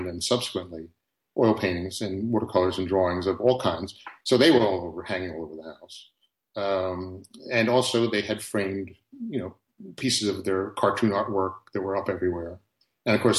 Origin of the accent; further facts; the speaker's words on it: the Philadelphia suburbs, Pennsylvania, United States; where my parents started off when I was a kid was just a very typical suburban neighborhood